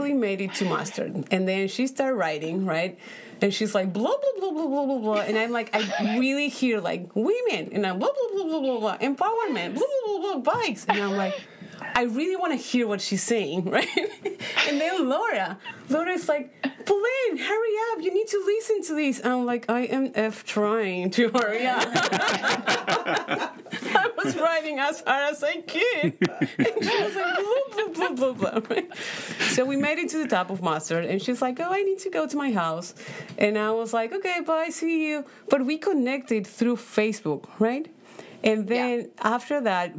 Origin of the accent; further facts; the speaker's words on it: Paraguay; English is a second language; moved away as an adult; now in United States; So I come from Paraguay. I was born in Paraguay. I moved here 8 years ago